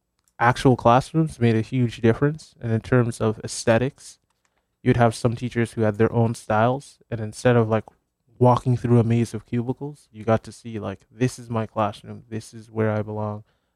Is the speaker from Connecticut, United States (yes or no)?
yes; Hamden, Connecticut, United States; I did. I think for me, it's one of the things about this area, the greater New Haven area, is that I'm close to places like Yale